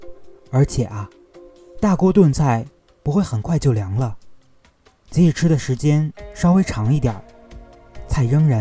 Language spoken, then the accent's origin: Chinese; Northeast China, China; 作为一个东北人。无论走到哪里，无论离家多远